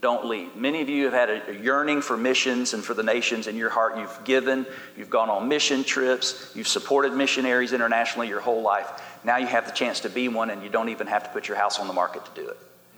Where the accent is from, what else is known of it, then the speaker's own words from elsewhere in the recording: Florida, United States; now in Houston, United States; I'm from Florida.